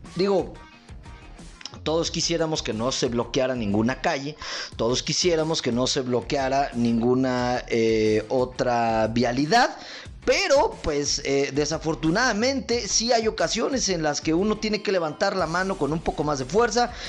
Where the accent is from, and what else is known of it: Mexico